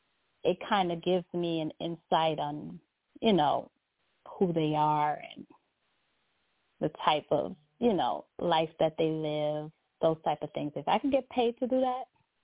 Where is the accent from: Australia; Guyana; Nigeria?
Guyana; You know, I'm from Guyana.